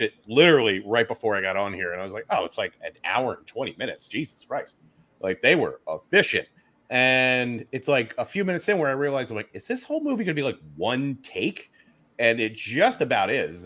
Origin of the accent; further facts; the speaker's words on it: Philadelphia, Pennsylvania, United States; I'm from Philly